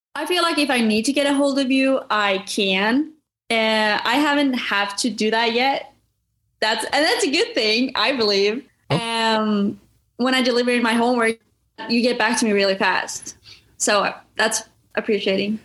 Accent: Norway; moved away as an adult; now in United States; I was born and raised in Norway

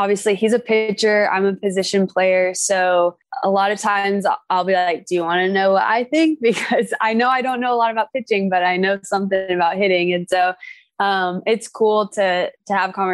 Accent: Orange County, California, United States; also born or lived in Oregon; I'm from Orange County

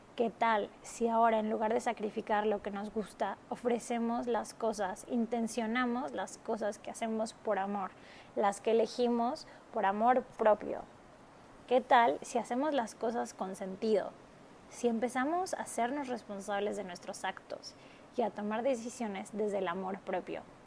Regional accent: Mexico; moved away as an adult; also born or lived in Marbella, Spain / Barcelona, Spain / Shanghai, China / Hong Kong; yo soy de México

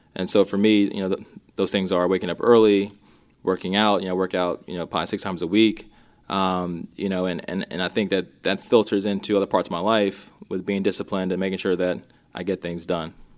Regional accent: Minnesota, United States; I was born in Minnesota

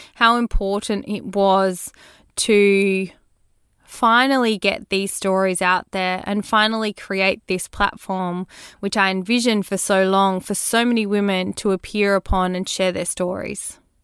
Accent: Australia; born or raised there

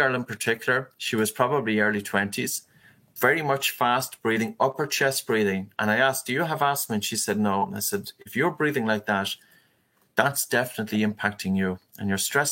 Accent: Ireland; as a man, and probably as an Irish man and a shy Irish man

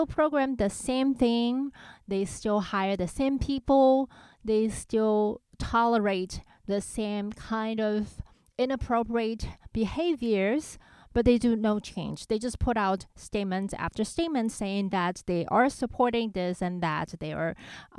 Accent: Taiwan; moved away; growing up in Taiwan and I had most of my musical education there

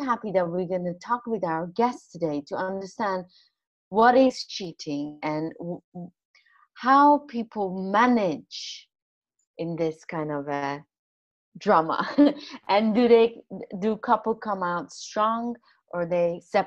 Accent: Iran; I'm coming from a Muslim country as well. I'm coming from Iran, actually.

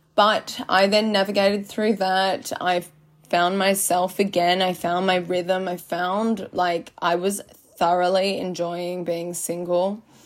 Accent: Byron Bay, New South Wales, Australia; I'm born and raised in Byron

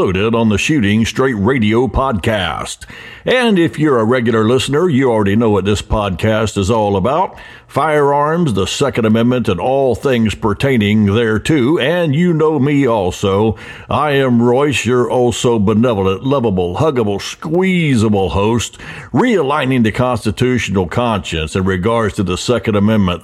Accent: Florida, United States; In Florida here, yes, my home state

